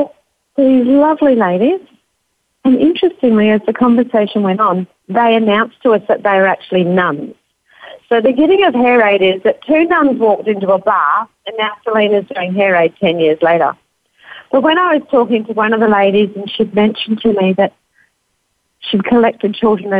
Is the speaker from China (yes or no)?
no; Australia; Being Australian